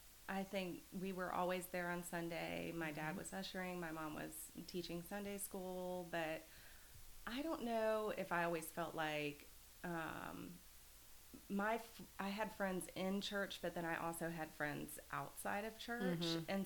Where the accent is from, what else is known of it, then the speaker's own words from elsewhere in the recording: Mount Bethel, Pennsylvania, United States; And then growing up in Mount Bethel, I just felt that was really